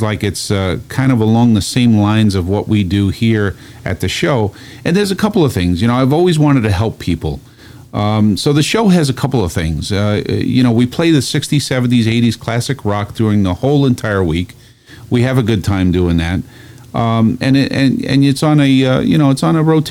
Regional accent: New York City, New York, United States; I'm the first generation born here, and everybody was born in Sicily.

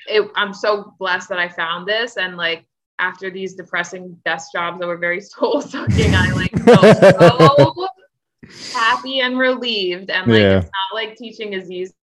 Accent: Owings Mills, Maryland, United States; moved away as an adult; also born or lived in Chicago; I'm from Baltimore County, Owings Mills, Maryland

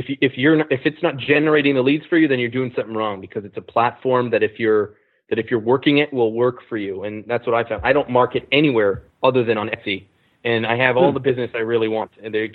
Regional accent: Canada; I'm Canadian

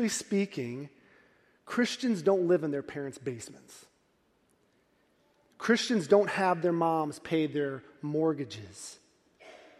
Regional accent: Midwest, United States; We're from the Midwest

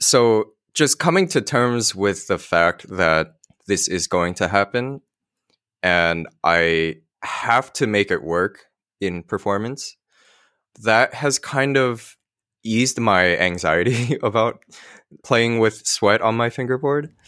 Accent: Millburn, New Jersey, United States; I grew up in Milburn

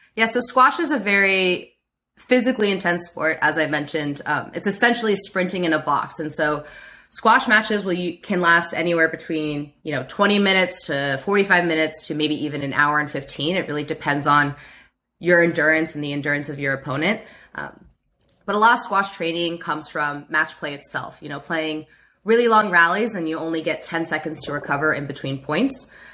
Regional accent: Baltimore, Maryland, United States; moved away as an adult; also born or lived in Stanford, California; now in San Francisco Bay Area, United States; I grew up in Baltimore, Maryland. I moved there when I was seven

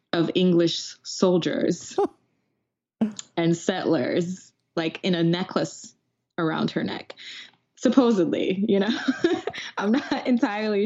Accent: Jamaica; I'm Jamaican.

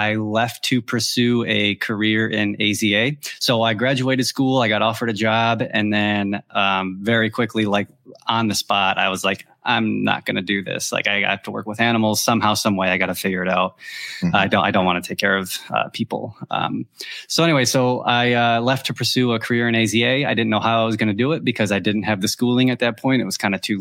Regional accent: Michigan, United States; moved away as an adult; now in Tennessee, United States; We're originally from Michigan. I started in Michigan, but we now live in Tennessee

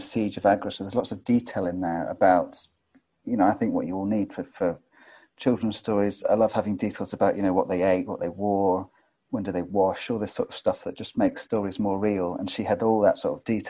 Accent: Scotland, United Kingdom; I'm Scottish

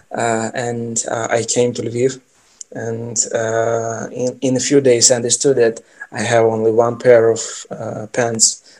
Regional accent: Ukraine; also born or lived in Kyiv; I'm from Ukraine

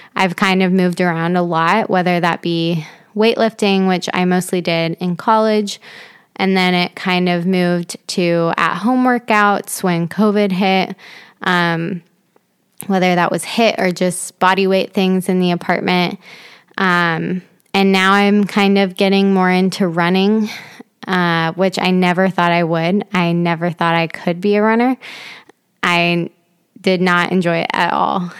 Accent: Dayton, Ohio, United States; I am originally from Dayton, Ohio

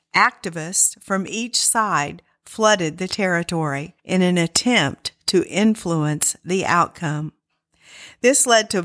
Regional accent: Kansas, United States; Although born and raised in Kansas

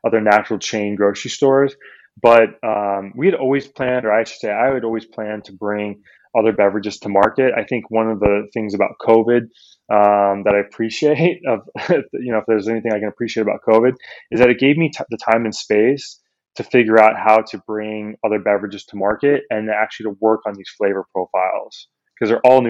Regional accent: Midwest, United States; I grew up in the Midwest

